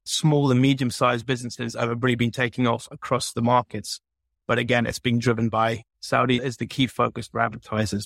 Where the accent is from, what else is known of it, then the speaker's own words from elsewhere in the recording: London, United Kingdom; moved away as an adult; now in Dubai, United Arab Emirates; I'm a Londoner. I was born in London and I was raised there